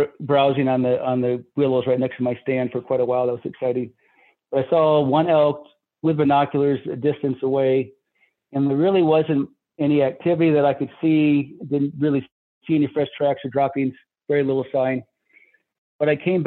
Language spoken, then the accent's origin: English; Michigan, United States; moved away; I'm from Michigan originally